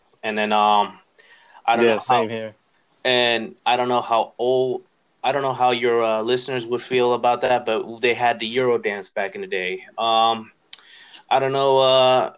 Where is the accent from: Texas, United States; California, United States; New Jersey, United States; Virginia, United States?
New Jersey, United States; North Plainfield; first language English; I was born in Plainfield, but I moved to North Plainfield when I was probably 2 or 3.